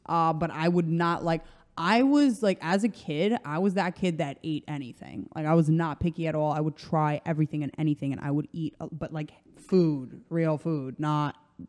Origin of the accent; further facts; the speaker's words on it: Croatia; English is a second language; now in United States; Growing up in Croatia, every summer, this ice cream spot had banana split